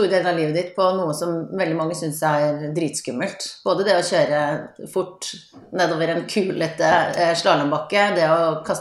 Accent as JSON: {"language": "Norwegian", "town": "Voss", "region": "Vestland", "country": "Norway", "tie": "born or raised there", "said": "på min dialekt, så har jeg samme heimbygd som deg. Vi er nå i vår begges eh, heimbygd Voss."}